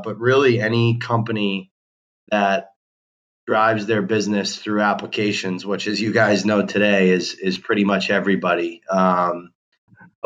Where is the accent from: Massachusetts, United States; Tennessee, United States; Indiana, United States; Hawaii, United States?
Massachusetts, United States; Boston; I grew up in Boston, Massachusetts